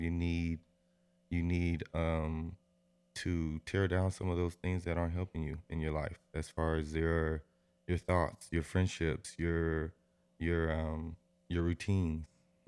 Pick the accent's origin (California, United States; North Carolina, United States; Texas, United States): Texas, United States; Austin; I would say I'm from Austin.